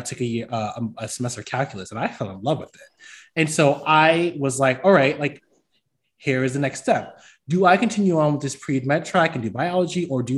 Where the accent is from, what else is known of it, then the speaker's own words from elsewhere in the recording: New York City, New York, United States; now in Birmingham, United States; I'm from the Bronx, New York